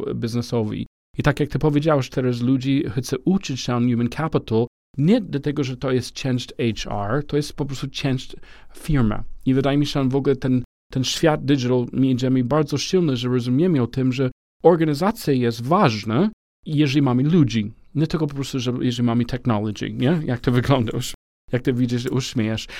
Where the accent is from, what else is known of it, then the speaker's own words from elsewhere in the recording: United States; Polish is a second language; also born or lived in Romania / Spain; now in Poland; jako Amerykaninem, ale mieszkam w ogóle w Polsce